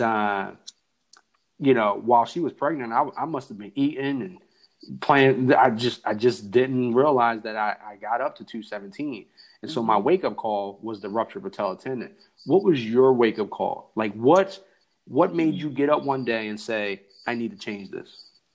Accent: New Jersey, United States; I'm from New Jersey. We barely say hi.

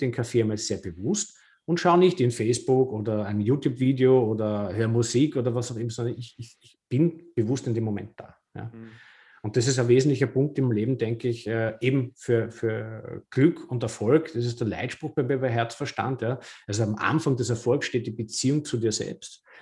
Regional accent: Vienna, Austria; now in Lower Austria, Austria; jetzt bin ich ja Wahlniederösterreicher, aber ich bin gebürtiger Wiener und habe 42 Jahre in der Stadt gelebt.

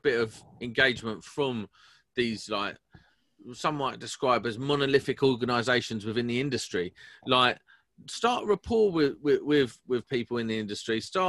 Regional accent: England, United Kingdom; we're English.

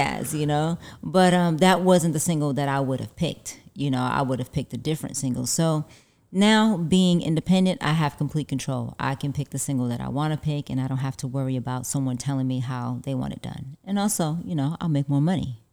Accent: New York City, New York, United States; also born or lived in Harlem, New York; now in Los Angeles, United States; I'm originally from, uh, Brooklyn, New York, but I was born in Harlem, but raised in Brooklyn

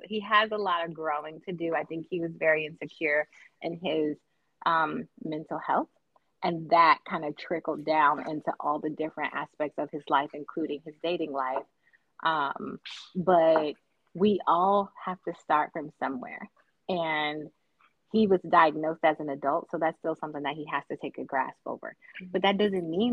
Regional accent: United States; from Clark County

